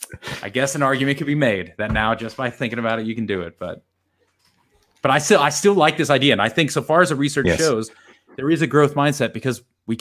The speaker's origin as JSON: {"language": "English", "country": "United States", "moved": "as an adult", "lives_now": "Australia", "said": "I'm because I'm American"}